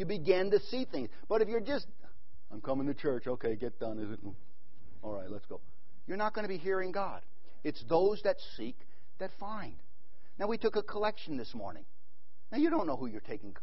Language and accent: English; New York, United States; moved away; also born or lived in Middle East; I'm from New York. Then I moved to the Middle East